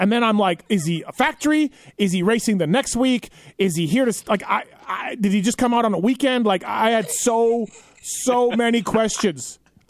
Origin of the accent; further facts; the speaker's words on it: Canada; growing up in Canada, I'm in Canada